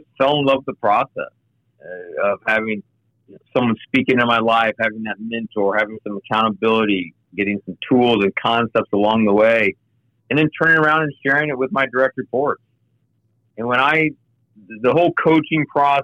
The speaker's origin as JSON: {"language": "English", "town": "Kansas City", "country": "United States", "tie": "born or raised there", "also_born_or_lived": "Denver / Oklahoma", "moved": "as an adult", "lives_now": "Cincinnati, United States", "said": "I grew up in Kansas City"}